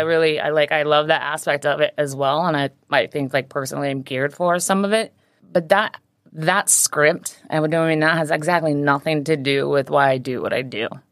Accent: Pocatello, Idaho, United States; also born or lived in Maui, Hawaii / Portland; now in Hong Kong; I was born on Maui. I lived there till I was six, and then I was raised in a small town called Pocatello, Idaho

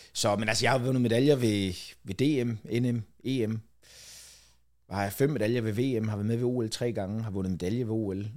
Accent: Falster, Zealand, Denmark; jeg er f-, født og opvokset på Falster

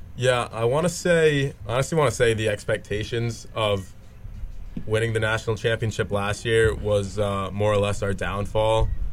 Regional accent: Rhode Island, United States; I'm from Rhode Island

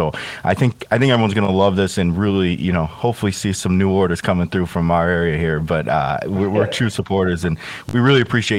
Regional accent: Chicago, Illinois, United States; I'm from Chicago

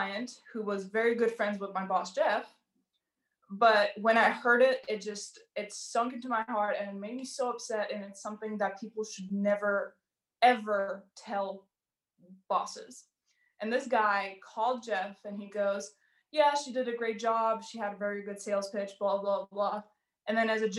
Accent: Georgia; moved away; I am from Georgia

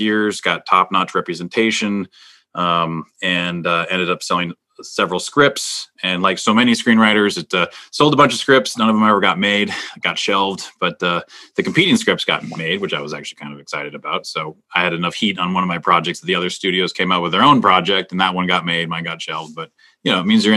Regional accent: Minnesota, United States; moved away; I'm originally from Minnesota.

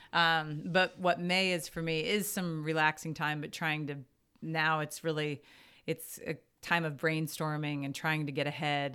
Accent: Lincoln, Nebraska, United States; moved away as an adult; also born or lived in Washington, D.C. / Maryland / Waterloo, Iowa / Missouri; in third grade, I moved to Lincoln, Nebraska. And so I was in Lincoln. Yeah, I'm a graduate, I graduated from high school from Lincoln East in, in Lincoln

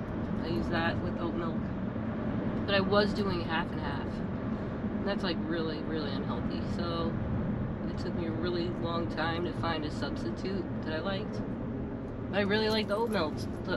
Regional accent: New Jersey, United States; moved away as an adult; now in Florida, United States; I'm from New Jersey.

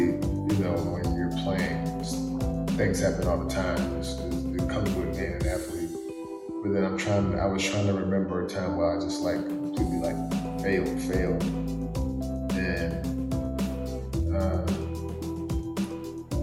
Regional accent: the South, United States; I'm from the South, the country

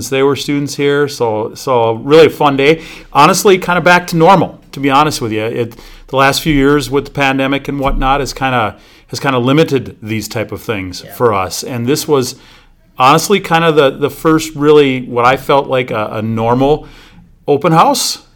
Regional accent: St. Michael, Minnesota, United States; moved away as an adult; now in Duluth, United States; I grew up in St. Michael, Albertville, Minnesota, about 30 miles northwest of the Twin Cities

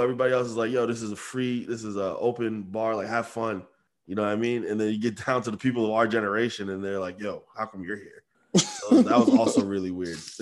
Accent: Amherst, Massachusetts, United States; we're townies, we're from Amherst

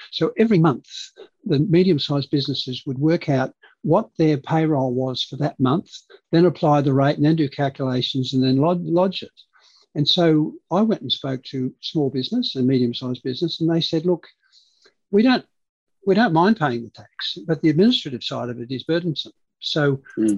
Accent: Hornsby, New South Wales, Australia; first language Dutch; English is a second language; also born or lived in Canberra; So we grew up in Hornsby

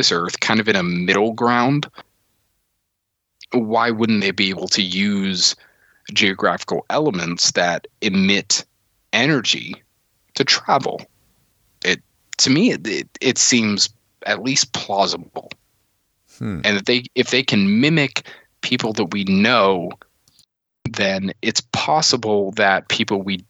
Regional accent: the South, United States; I grew up here in the South

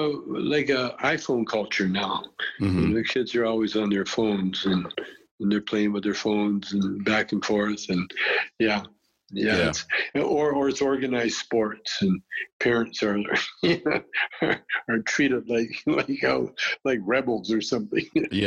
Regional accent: Calgary, Alberta, Canada; I had a beautiful childhood.

